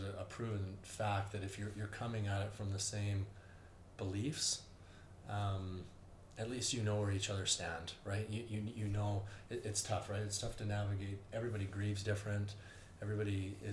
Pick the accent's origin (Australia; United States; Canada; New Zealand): Canada; you're kind of raised growing up in Canada that your life is going to be somewhat okay and smooth